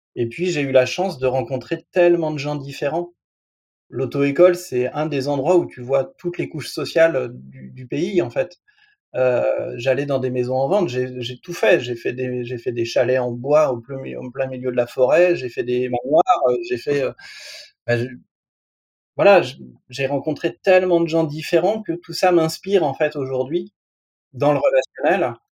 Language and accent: French; France; je suis un Français moyen, je passe mes 3 heures par jour devant la télé